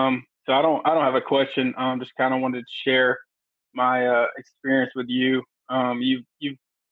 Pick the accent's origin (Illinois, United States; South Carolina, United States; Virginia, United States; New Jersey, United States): South Carolina, United States; I'm from South Carolina, so that probably tells you all you need to know on kind of the environment I grew up in.